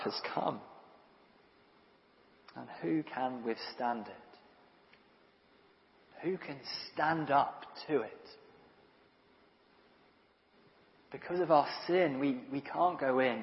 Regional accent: Guernsey; I'm from Guernsey in Channel Islands.

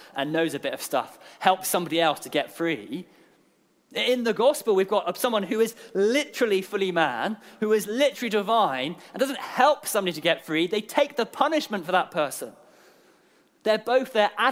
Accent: Guernsey; moved away; I'm from Guernsey

